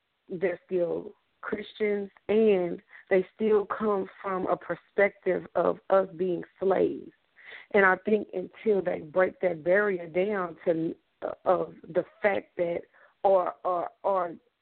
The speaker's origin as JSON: {"language": "English", "region": "the South", "country": "United States", "said": "we're from the South"}